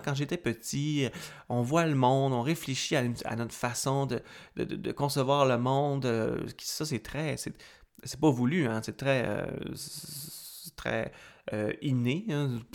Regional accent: Quebec, Canada; auteur originaire de ma région natale, qui est le lac saint

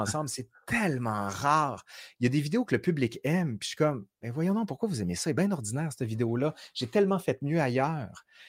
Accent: Quebec City, Quebec, Canada; accent: Sainte-Foy (Québécois); moved away as an adult; also born or lived in France; now in Montreal, Canada; j'ai mon accent de Sainte-Foy

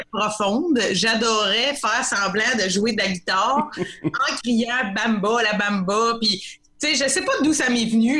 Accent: Saint-Norbert, Quebec, Canada; Je viens du petit village de Saint-Norbert dans l'Anaudière.

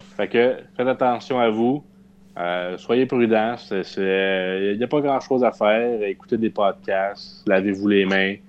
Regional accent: Saint-Hyacinthe, Quebec, Canada; nous sommes tous natifs de Saint-Hyacinthe

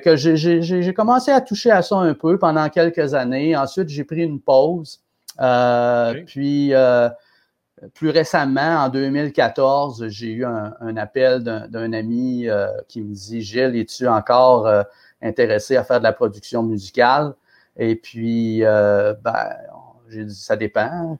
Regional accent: Quebec City, Quebec, Canada; je suis de Québec, j'avais déjà produit des spectacles ici

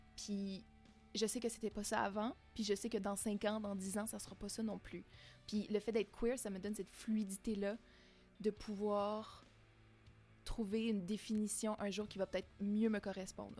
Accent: Témiscamingue, Quebec, Canada; moi j'ai grandi au Témiscamingue, euh, dans une petite maison de la campagne

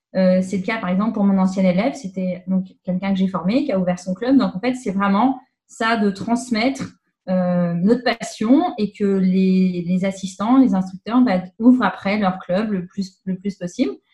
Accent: Paris region, Île-de-France, France; now in Quebec, Canada; je viens de France, de région parisienne.

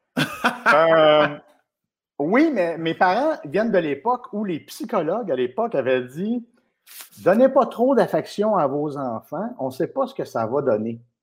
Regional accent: Laval, Quebec, Canada; also born or lived in Côte-des-Neiges, Montreal / Bois-des-Filion; j'ai habité à Laval euh, de l'âge de, mon Dieu, de 3-4 mois à 17 ans

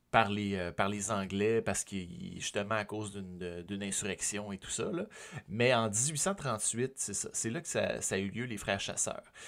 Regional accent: Sorel-Tracy, Quebec, Canada; Sorel, qui est ma ville natale

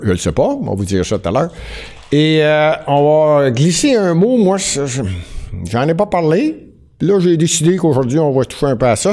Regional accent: Montreal, Quebec, Canada; je suis montréalais

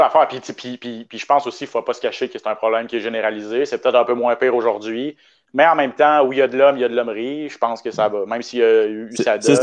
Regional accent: Canada; l'anglais, c'est pas vraiment ma, langue, ma première langue

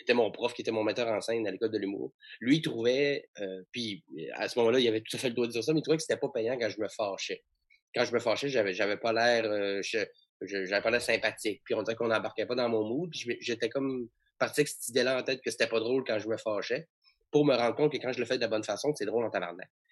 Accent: Chicoutimi, Quebec, Canada; je viens de, de Chicoutimi, donc j'étais au cégep de Jonquière en théâtre

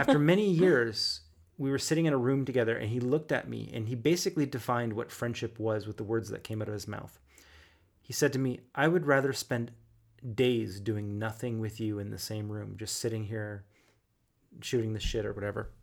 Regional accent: Halifax, Nova Scotia, Canada; moved away; also born or lived in Toronto; I was from Halifax

